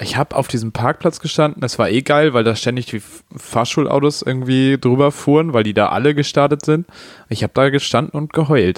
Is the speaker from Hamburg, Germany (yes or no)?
yes; Hamburg, Germany; bei mir oder bei uns in Hamburg